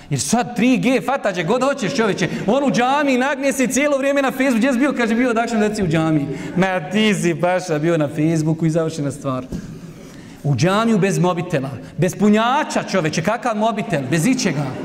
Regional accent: Bosnia & Herzegovina; ja sam iz Bosne

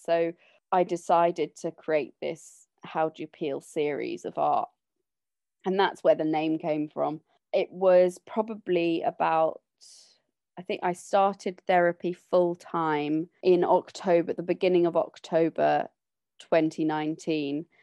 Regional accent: London, United Kingdom; I grew up in London, but when I was about fourteen, my brother and sister left home and my mum, dad, and I moved on to their sailing boat

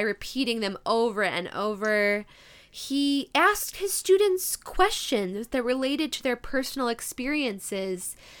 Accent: Midwest, United States; accent: Midwest; my Midwest accent

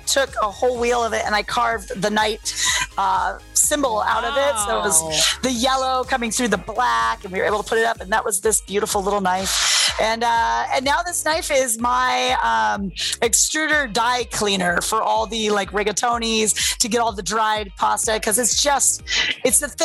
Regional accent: San Diego, California, United States; now in Las Vegas, United States; that's my hometown

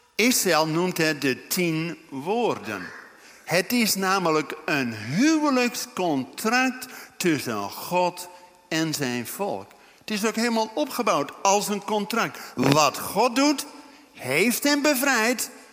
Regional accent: Netherlands; wij als Nederlanders

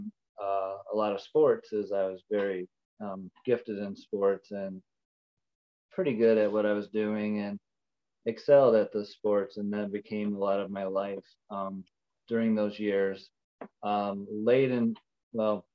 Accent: Ohio, United States; moved away as an adult; We are from Ohio originally. We moved out here 2 years ago during the pandemic

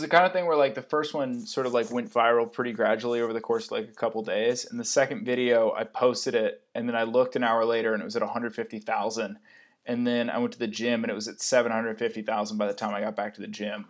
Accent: Connecticut, United States; also born or lived in San Jose / Sunnyvale; now in San Francisco, United States; I'm from Connecticut.

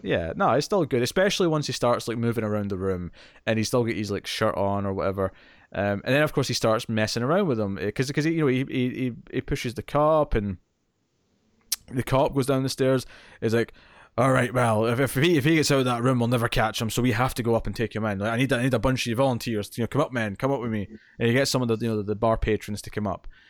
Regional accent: Scotland, United Kingdom; accent: Scottish; I still sound Scottish

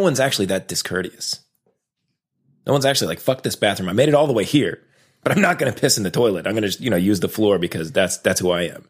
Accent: Raleigh, North Carolina, United States; I was raised in North Carolina. Uh, I went to a magnet school downtown Raleigh

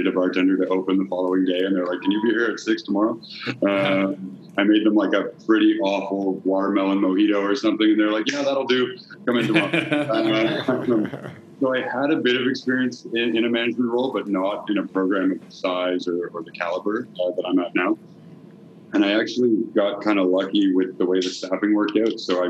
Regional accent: Quebec, Canada; also born or lived in Halifax, Nova Scotia; now in Montreal, Canada; I grew up just outside of Ottawa on the Quebec side. One of the rare Anglo-Quebecers, right on the Quebec-Ontario border.

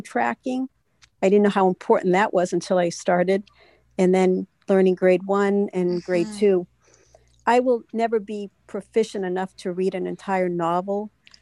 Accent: Massachusetts, United States; And I'm from Massachusetts.

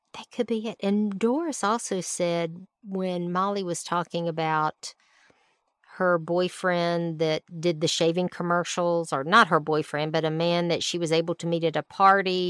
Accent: Alabama, United States; moved away; I was from Alabama

